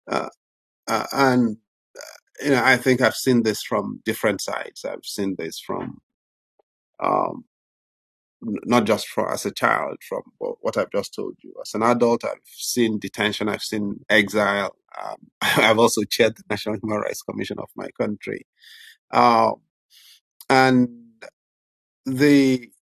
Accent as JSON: {"language": "English", "country": "Nigeria", "tie": "born or raised there", "said": "I was born in the Nigerian Civil War into internal displacement and starvation"}